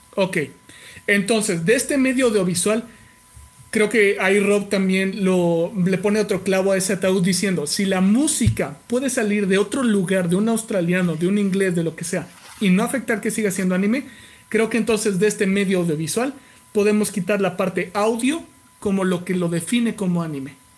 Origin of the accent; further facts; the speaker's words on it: Mexico; yo soy mexicano haciéndolo en Japón